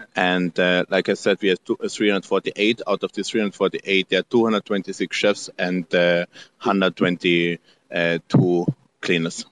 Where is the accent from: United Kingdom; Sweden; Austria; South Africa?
Austria; English is a second language; moved away as an adult; also born or lived in Salzburg, Austria / Sydney, Australia / Norway; now in Mexico; I'm born in Austria, living now in Mexico